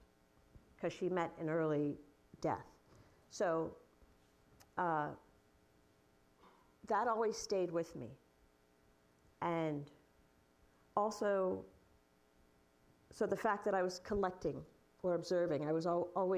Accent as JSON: {"language": "English", "town": "New York City", "region": "New York", "country": "United States", "tie": "born or raised there", "said": "my childhood, growing up in Brooklyn during the 70s"}